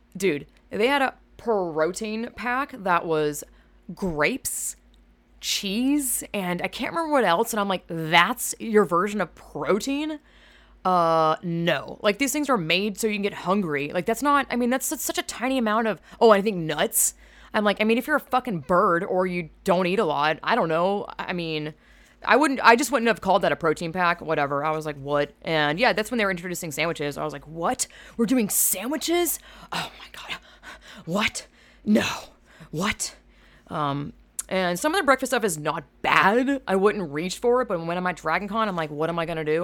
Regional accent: Georgia, United States; I am from Georgia, which is very southern

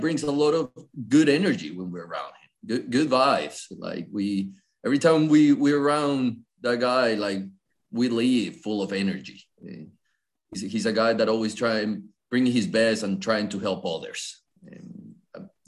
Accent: Colombia; English is a second language; now in North Carolina, United States; I was born and raised in Colombia

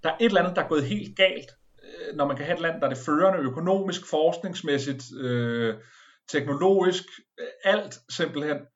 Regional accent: Denmark; Som dansker øh, vil jeg håbe på Biden.

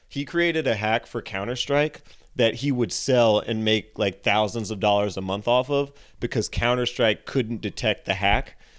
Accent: San Jose, California, United States; moved away; San Jose, California

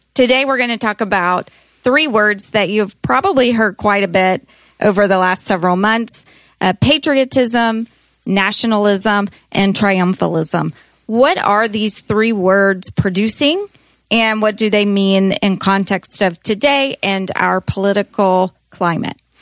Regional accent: United States; being Americans, there's great pride in being an American.

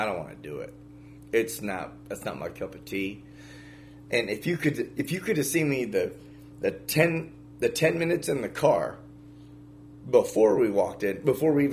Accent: the North, United States; in my family is both from the South. So even growing up in the North, I heard this for years as I was growing up.

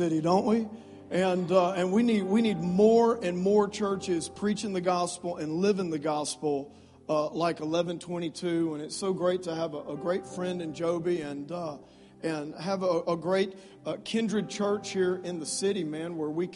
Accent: South Louisiana, United States; moved away; I grew up in South Louisiana. Don't hold that against me. I am a Cajun.

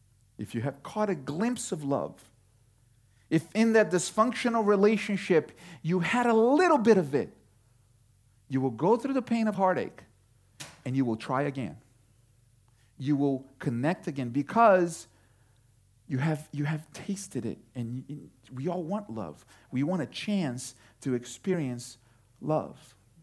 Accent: Houston, Texas, United States; Some of you might not know, but we come from Houston, Texas. I wasn't born in Houston, but we spent enough time in Houston to watch enough Astros games to say, go Astros.

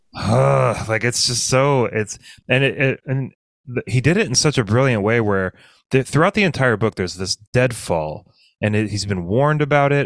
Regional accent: south of Bend, Central Oregon, United States; I grew up in Central Oregon, in not Bend, which is where people think Central. Like, I was in I was south of Bend, which is like the forest

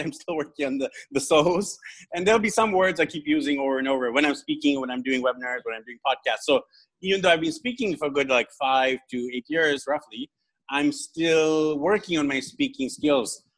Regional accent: Vancouver, British Columbia, Canada; moved away as an adult; now in Philippines; from zero when I was born to early 20s, I hadn't traveled much. Uh, because I'm in Vancouver, I'm from Vancouver, which is near the U.S. border.

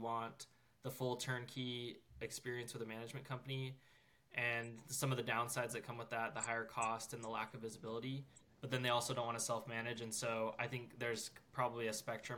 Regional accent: North Georgia, United States; also born or lived in Utah; I'm from North Georgia, and that's where I live now

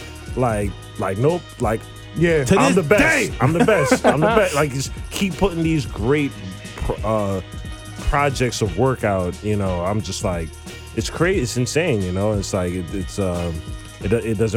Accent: Essex County, New Jersey, United States; moved away as an adult; also born or lived in Brooklyn, New York; now in New York, United States; I grew up in Jersey. And I grew up in Essex County specifically

